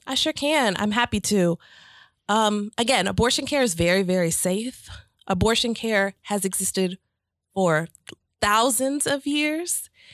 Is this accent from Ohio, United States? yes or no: no; St. Louis, Missouri, United States; moved away as an adult; now in Atlanta, United States; I was raised in Saint Louis, Missouri, and came to Atlanta for college.